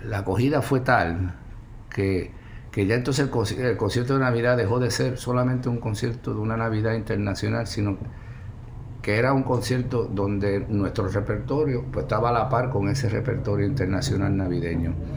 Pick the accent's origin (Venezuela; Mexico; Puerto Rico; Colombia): Puerto Rico; esas son mis raíces, yo soy puertorriqueño